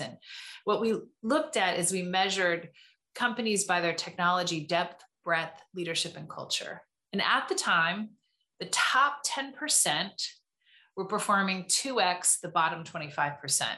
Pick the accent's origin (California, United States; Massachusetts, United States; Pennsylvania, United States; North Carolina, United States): California, United States; Tustin; I grew up in Southern California, in Tustin, California